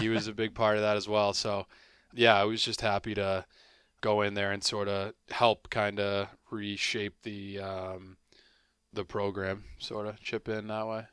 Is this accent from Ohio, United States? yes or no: no; Boston, Massachusetts, United States; I'm from Boston